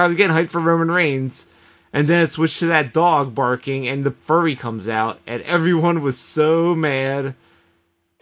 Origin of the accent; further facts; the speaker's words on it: Philadelphia, Pennsylvania, United States; As a Philadelphian